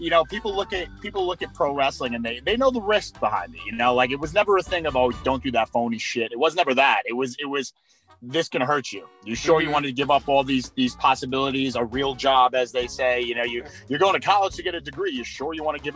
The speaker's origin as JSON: {"language": "English", "town": "New York City", "region": "New York", "country": "United States", "said": "I'm from Brooklyn"}